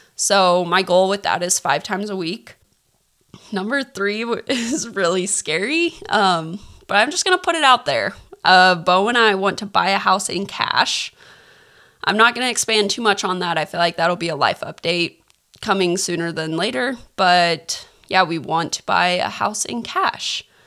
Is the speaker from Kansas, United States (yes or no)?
yes; Kansas, United States; now in California, United States; I live in California. We're all from Kansas, so my mom still lives in Kansas